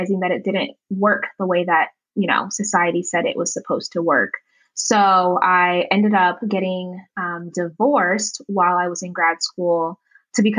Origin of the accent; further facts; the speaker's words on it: Las Vegas, Nevada, United States; also born or lived in Uganda; I was born in Uganda and I was raised, you know, here in the States in Las Vegas